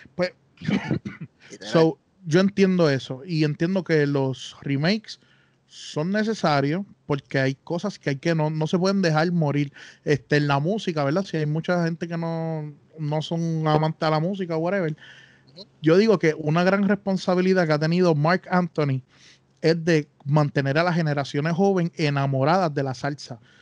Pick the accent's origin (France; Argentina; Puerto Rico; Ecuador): Puerto Rico; Bayamón; somos de Bayamón